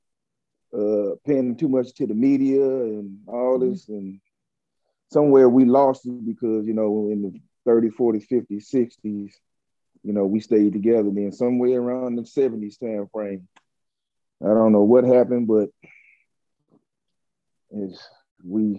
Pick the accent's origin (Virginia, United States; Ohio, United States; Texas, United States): Texas, United States; Dallas; moved away as an adult; also born or lived in Pontiac, Michigan; I'm really from Dallas